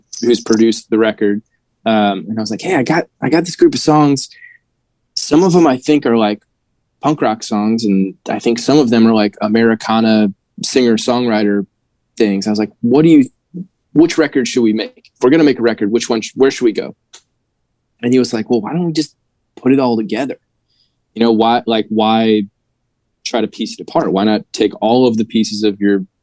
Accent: St. Louis, Missouri, United States; moved away as an adult; now in Nashville, United States; I'm in Nashville now. I've been here about 10 years. Prior to being here, I grew up in St. Louis

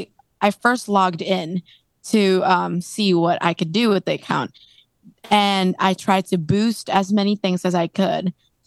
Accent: Indonesia; moved away; I'm from Indonesia

